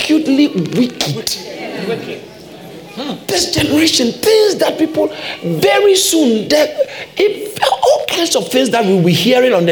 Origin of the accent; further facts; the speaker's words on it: Ghana; I grew up in Ghana